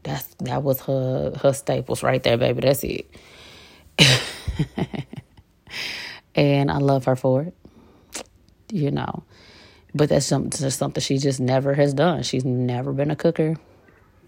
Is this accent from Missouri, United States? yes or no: yes; St. Louis, Missouri, United States; moved away